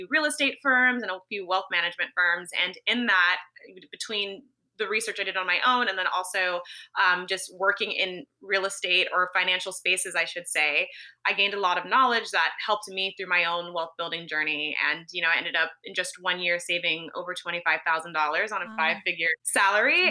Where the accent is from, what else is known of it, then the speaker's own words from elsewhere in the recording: Los Angeles, California, United States; moved away as an adult; also born or lived in San Francisco; I grew up in Los Angeles, California